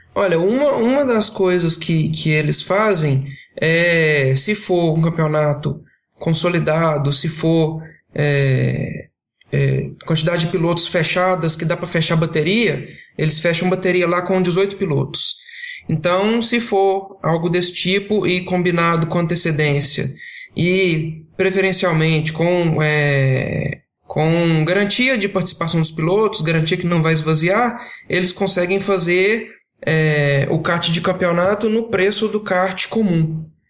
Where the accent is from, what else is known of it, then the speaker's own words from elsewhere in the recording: Belo Horizonte, Minas Gerais, Brazil; tenho 25 anos, sou engenheiro, é natural de Belo Horizonte